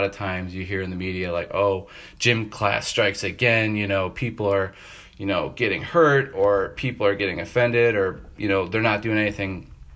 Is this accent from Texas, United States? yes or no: no; Tonawanda, New York, United States; born and raised in Tonawanda, New York, which is north of Buffalo in between Niagara Falls and Canada there